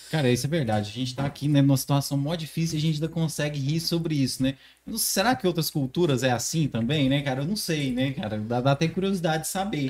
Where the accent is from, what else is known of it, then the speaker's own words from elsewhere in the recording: Morrinhos, Goiás, Brazil; now in Caldas Novas, Brazil; Eu sou de Morrinhos, cidadezinha de bem interiorando aqui do lado